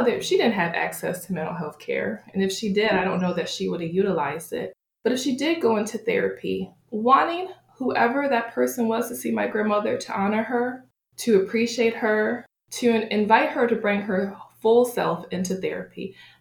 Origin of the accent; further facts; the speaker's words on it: Buffalo, New York, United States; I grew up in Buffalo, New York, Western New York area, but my family is originally from Beckley, West Virginia.